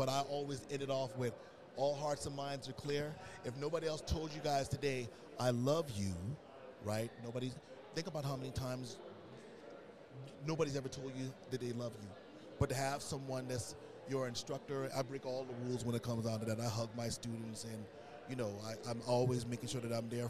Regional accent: Southern United States, United States; growing up in the South, being African American, you know, a lot of those opportunities weren't out there for us

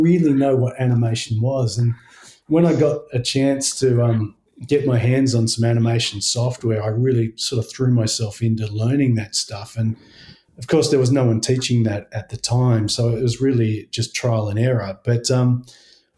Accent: Blue Mountains, New South Wales, Australia; moved away as an adult; also born or lived in Sydney; now in Tasmania, Australia; I grew up in the Blue Mountains

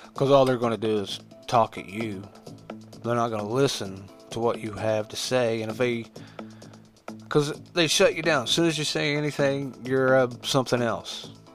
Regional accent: Huntington, West Virginia, United States; born or raised there

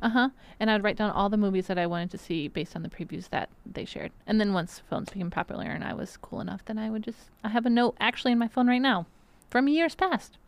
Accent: Benton Harbor, Michigan, United States; moved away; my hometown

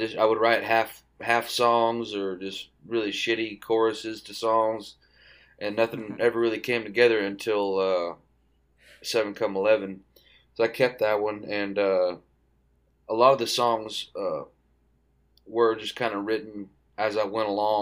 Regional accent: East Texas, United States; moved away as an adult; now in Fort Worth, United States; I'm from East Texas, so I grew up around a lot of classic country stuff from my grandparents

